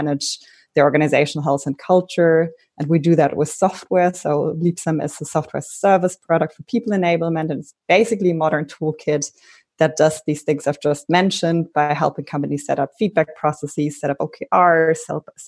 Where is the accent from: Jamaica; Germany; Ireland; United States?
Germany; Berlin; I'm originally from Berlin.